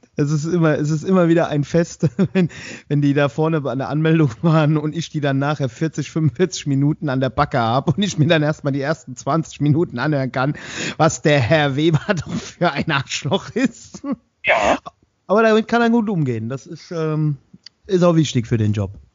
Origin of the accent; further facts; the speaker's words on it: Westerwald, Germany; bei uns im Westerwald